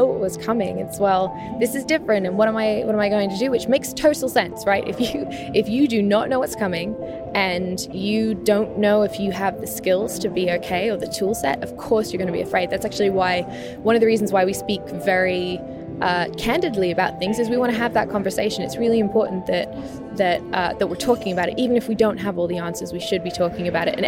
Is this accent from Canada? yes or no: no; England, United Kingdom; I grew up in England and in the countryside